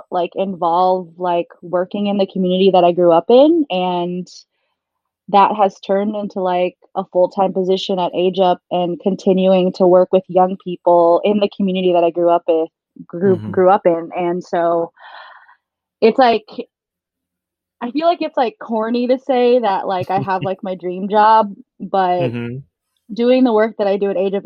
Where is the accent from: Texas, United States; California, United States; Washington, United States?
Washington, United States; Seattle; I was born and raised in Seattle